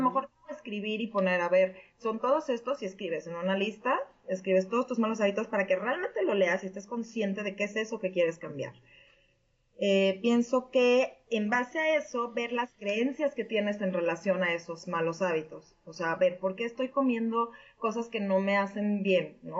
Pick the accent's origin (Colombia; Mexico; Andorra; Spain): Mexico; Mexico City; moved away as an adult; now in Connecticut, United States; soy de México DF.